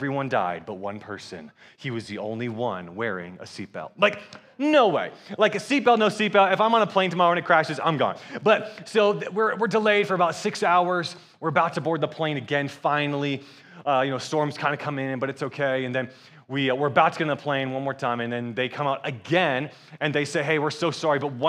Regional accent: Atlanta, Georgia, United States; also born or lived in Michigan; I'm from Atlanta, Georgia, and I am married

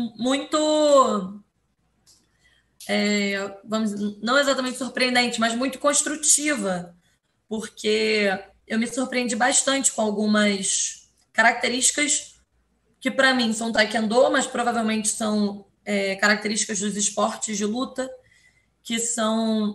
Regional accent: Rio de Janeiro, Brazil; Rio de Janeiro, né? De onde eu sou

